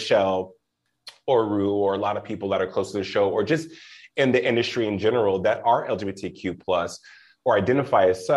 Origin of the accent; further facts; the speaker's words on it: Albuquerque, New Mexico, United States; moved away; also born or lived in Los Lunas, New Mexico; I'm from Albuquerque originally